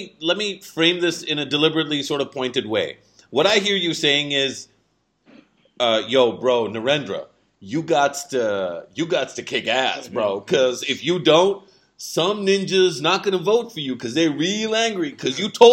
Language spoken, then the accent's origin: English; Pakistan